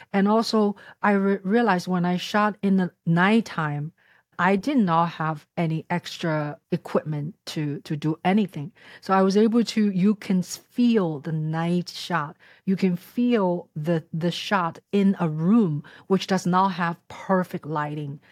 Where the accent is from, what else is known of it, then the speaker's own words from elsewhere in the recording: Shanghai, China; moved away; I was born in Shanghai and came to this country thirty-some years ago